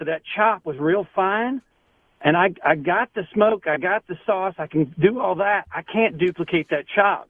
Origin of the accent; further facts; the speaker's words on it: Winston-Salem, North Carolina, United States; also born or lived in San Francisco, California; now in Greenwich, United States; I'm actually from Winston-Salem, North Carolina, but I live in Greenwich now.